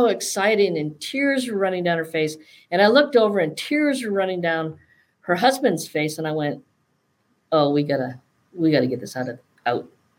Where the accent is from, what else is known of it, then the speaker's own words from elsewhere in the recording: Northern British Columbia, Canada; the way I was brought up and growing up in Northern British Columbia